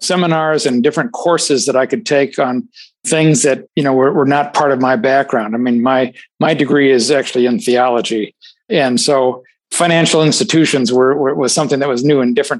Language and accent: English; South Dakota, United States; also born or lived in Ohio / California; now in Illinois, United States; I grew up in South Dakota, actually. I'm not native from Illinois.